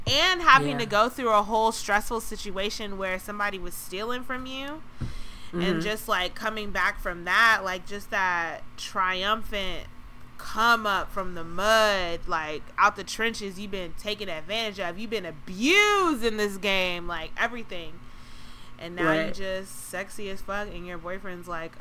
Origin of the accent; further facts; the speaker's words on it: Georgia, United States; my home state of Georgia.